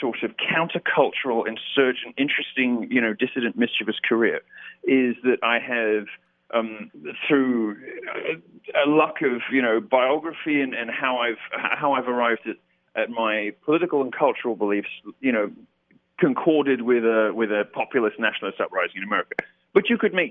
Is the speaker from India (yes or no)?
no; United Kingdom; As a Brit